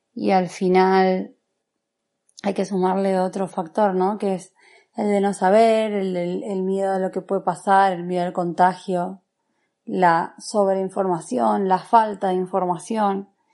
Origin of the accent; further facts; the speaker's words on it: Argentina; also born or lived in Asturias; now in Madrid, Spain; soy argentina, tengo 32 años, resido en Madrid hace algo menos de dos meses